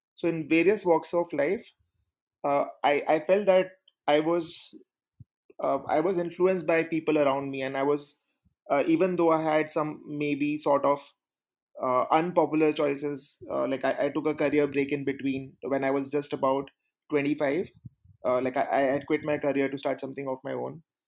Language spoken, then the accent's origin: English; India; I grew up in India